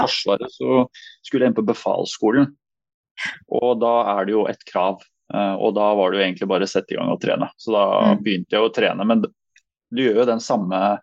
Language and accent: Norwegian; Asker, Akershus, Norway; also born or lived in Nærsnes; egentlig født og oppvokst i Asker